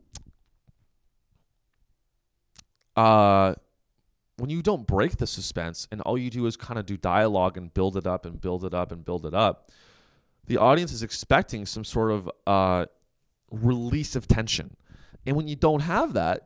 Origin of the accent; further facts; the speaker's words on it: Silicon Valley, California, United States; I'm from the Silicon Valley